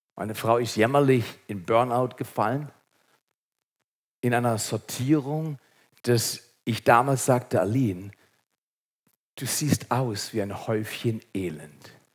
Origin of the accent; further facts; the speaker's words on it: Segeten, Baden-Württemberg, Germany; als Schwarzwälder